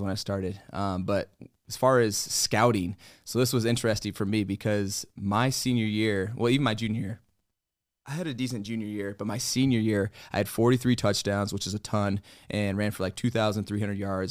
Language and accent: English; Colorado, United States; I'm from Colorado